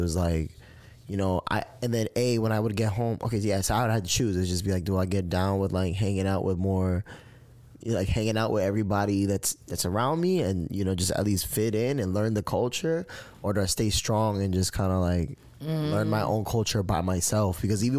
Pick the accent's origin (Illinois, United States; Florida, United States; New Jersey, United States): Florida, United States; Kissimmee; where I grew up in Kissimmee, Florida, it's like, it's either you Puerto Rican or Dominican or black. That's it. Maybe some white.